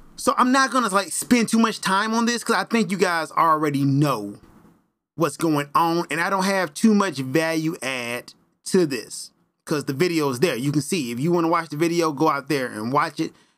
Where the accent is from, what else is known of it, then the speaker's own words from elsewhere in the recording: Memphis, Tennessee, United States; I am from Memphis, Tennessee